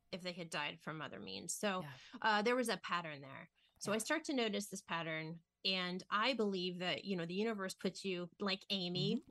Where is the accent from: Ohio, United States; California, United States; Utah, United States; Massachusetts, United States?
Ohio, United States; I grew up in Ohio